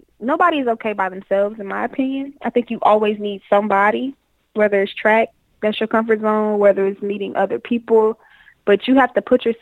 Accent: Detroit, Michigan, United States; moved away as an adult; also born or lived in Florida; I'm from Detroit, so I came from Detroit thinking like I was from Detroit, acting like I was from Detroit

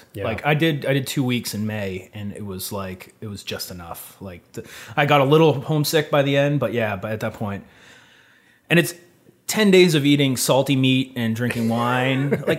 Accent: near Framingham, Massachusetts, United States; I grew up about 15 minutes from Framingham.

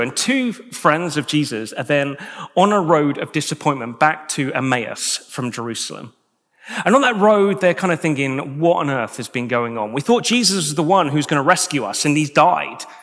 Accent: United Kingdom; as British individuals

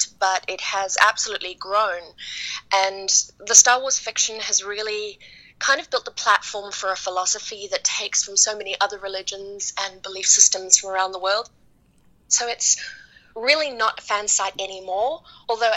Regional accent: New Zealand; now in Dallas, United States; I'm from New Zealand.

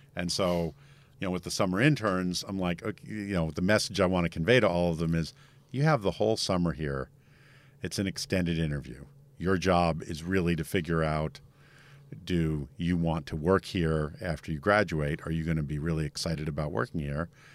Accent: United States; I'm too American to happily live overseas

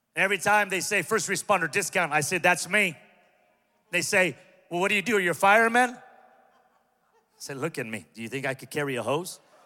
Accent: Pico Rivera, California, United States; I'm from Pico Rivera

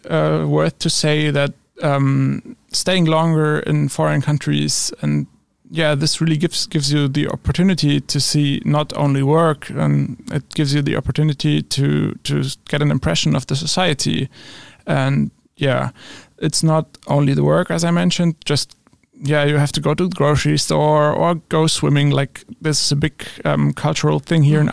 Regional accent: Kassel, Hesse, Germany; English is a second language; I'm from Kassel in Germany

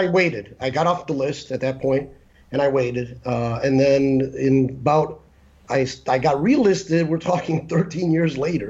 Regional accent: Chicago, Illinois, United States; moved away as an adult; So when I was like 20, I moved here from Chicago.

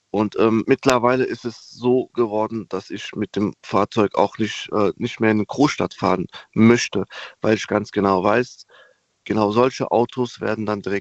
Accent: Koblenz, Rhineland-Palatinate, Germany; Hallo, ich bin aus Koblenz.

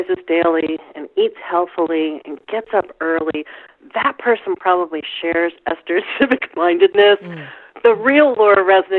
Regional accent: Midwest, United States; I'm a Midwesterner

